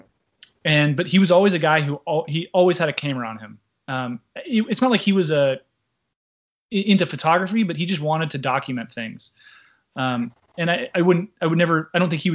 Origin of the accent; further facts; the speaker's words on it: Newport Beach, California, United States; moved away as an adult; also born or lived in Washington, D.C. / Taiwan / Japan / Singapore; I grew up here in Southern California, in the mean streets of Newport Beach